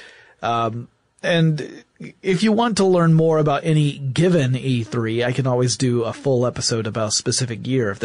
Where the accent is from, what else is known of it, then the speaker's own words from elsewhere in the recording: Atlanta, Georgia, United States; my hometown of Atlanta, Georgia.